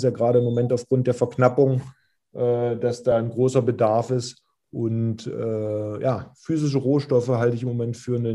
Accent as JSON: {"language": "German", "town": "Magdeburg", "region": "Saxony-Anhalt", "country": "Germany", "tie": "born or raised there", "moved": "as an adult", "lives_now": "Kiel, Germany", "said": "Ich bin ja gebürtiger Magdeburger, war zu der Zeit Kapitän, Führungsspieler in der Mannschaft."}